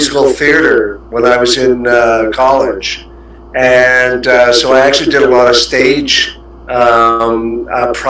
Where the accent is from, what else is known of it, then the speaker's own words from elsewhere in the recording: Canada; moved away as an adult; now in Singapore; I'm a Canadian, so I've been here actually 14 years next month.